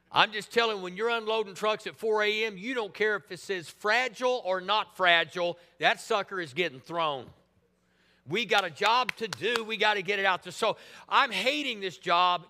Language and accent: English; Tulsa, Oklahoma, United States; living in Tulsa at the time, I thought, well, man, you know, this is my hometown